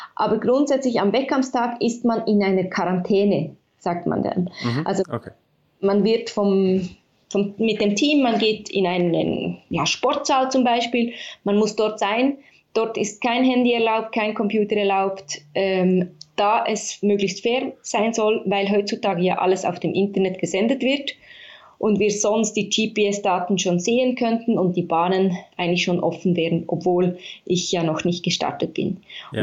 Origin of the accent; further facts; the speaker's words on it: Bern, Switzerland; Ich komme aus Bern und bin auch hier aufgewachsen, also die Hauptstadt